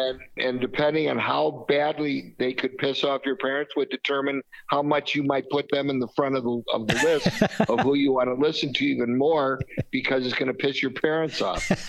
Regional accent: Chicago, Illinois, United States; growing up in Chicago in the '50s, '60s

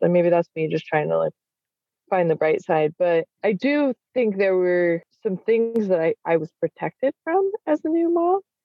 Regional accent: Salt Lake City, Utah, United States; I grew up in in Salt Lake City

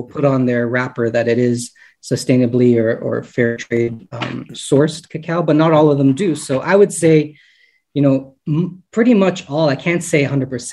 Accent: Woodbridge, Ontario, Canada; I grew up not specifically in Toronto, but just north of Toronto in Woodbridge

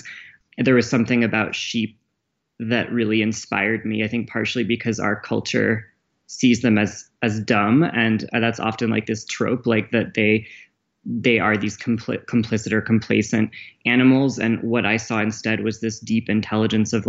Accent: Vermont, United States; I grew up in Alnobak, or also called Abenaki territory, also known as Vermont

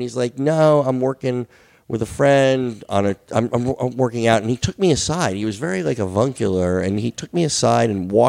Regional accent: New Jersey, United States; moved away; I grew up in Jersey.

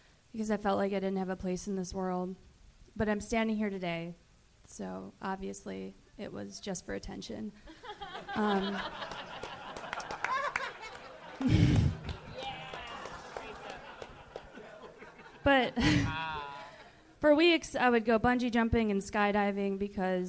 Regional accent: Chicago, Illinois, United States; moved away as an adult; now in Los Angeles, United States; Chicago, originally

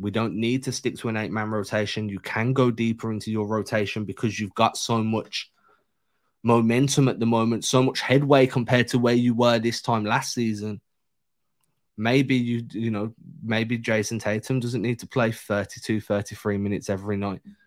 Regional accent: England, United Kingdom; I'm English

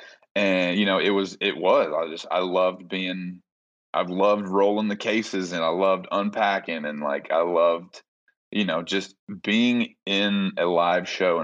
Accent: Nashville, Tennessee, United States; maybe mine was growing up in Nashville

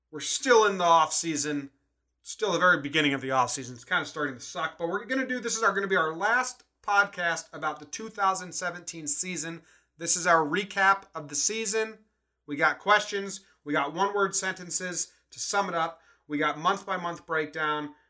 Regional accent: East Coast, United States; now in California, United States; I'm coming to you from California. …'s coming to you from Colorado. We're both from the East Coast originally, transplanted Yankee fans.

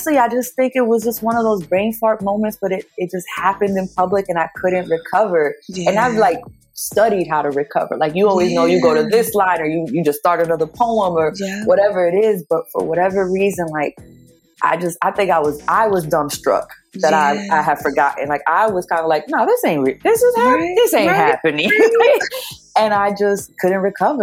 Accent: New York, United States; I'm from New York

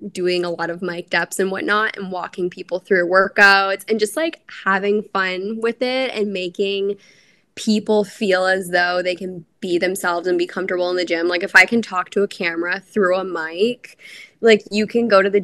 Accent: Canada; moved away as an adult; now in Tampa, United States; I'm a Canadian girlie

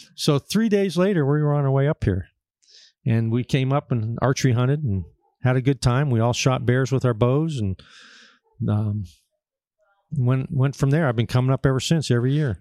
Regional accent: Erie, Pennsylvania, United States; I'm from Pennsylvania, uh, around Erie, Pennsylvania, northwest corner

